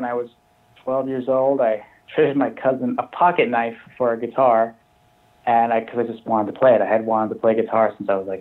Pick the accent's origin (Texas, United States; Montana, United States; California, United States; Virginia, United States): Montana, United States; Billings; moved away as an adult; now in Chicago, United States; I'm from Montana, but I currently live in Chicago